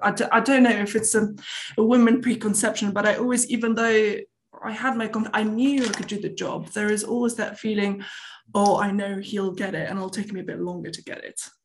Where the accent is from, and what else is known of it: Tunisia; born or raised there; moved away